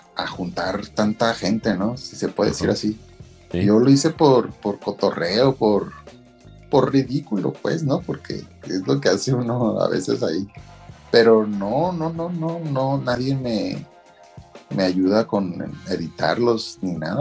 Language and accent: Spanish; Meoqui, Chihuahua, Mexico; Y soy de Mioki, Chihuahua.